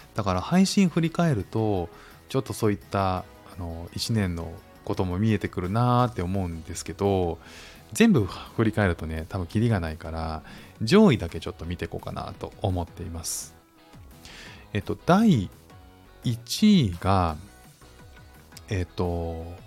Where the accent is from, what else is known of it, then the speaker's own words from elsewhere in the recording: Japan; moved away as an adult; now in Singapore; 日本に生活して、日本に生まれ育って